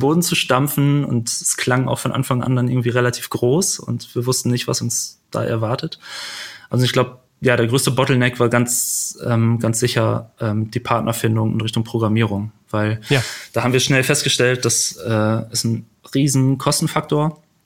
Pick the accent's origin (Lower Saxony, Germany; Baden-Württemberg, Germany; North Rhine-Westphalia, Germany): North Rhine-Westphalia, Germany; Büren; moved away as an adult; also born or lived in Lüneburg; now in Hamburg, Germany; geboren in Büren